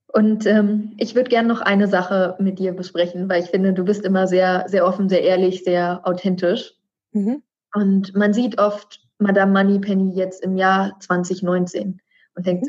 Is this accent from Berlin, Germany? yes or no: yes; Berlin, Germany; gebürtige Berlinerin wie ich